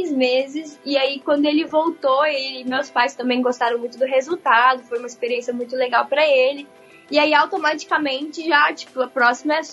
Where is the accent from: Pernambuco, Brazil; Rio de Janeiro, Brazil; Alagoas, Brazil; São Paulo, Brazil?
Rio de Janeiro, Brazil; moved away as an adult; now in Japan; Eu nasci na cidade do Rio de Janeiro e já muito pequenininha eu fui pro interior do Rio, né, onde eu fui criada.